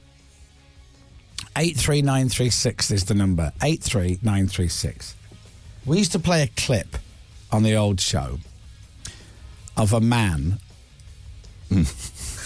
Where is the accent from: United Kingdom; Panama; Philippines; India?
United Kingdom; Leeds, Yorkshire and the Humber; I'm from Leeds